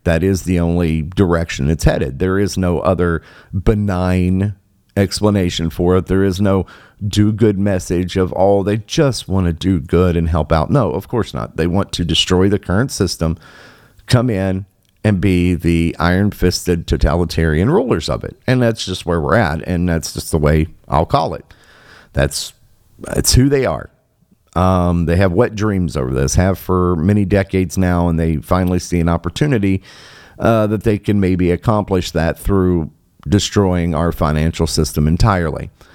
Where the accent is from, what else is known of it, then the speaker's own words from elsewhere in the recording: Michigan, United States; my home state here um, of Michigan.